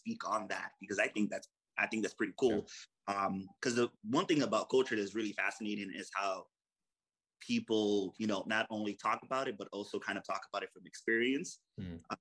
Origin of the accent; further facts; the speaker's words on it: United States; being American